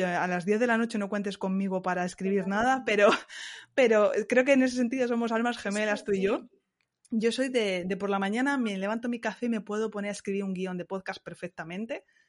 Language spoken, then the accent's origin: Spanish; Ciudad Real, Castilla-La Mancha, Spain; moved away as an adult; also born or lived in Montpellier, France; now in Strasbourg, France; Ciudad Real, que yo soy manchega